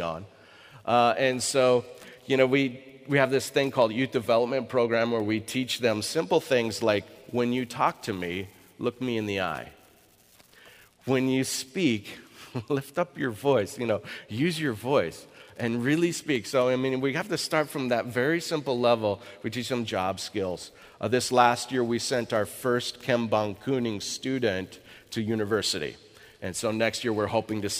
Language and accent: English; Eastern Washington, United States; I grew up in Eastern Washington